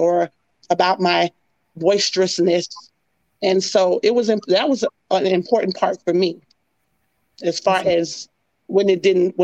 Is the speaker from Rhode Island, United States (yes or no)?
no; Miami, Florida, United States; moved away as an adult; also born or lived in Ohio; I'm from Miami, Florida, where it's always hot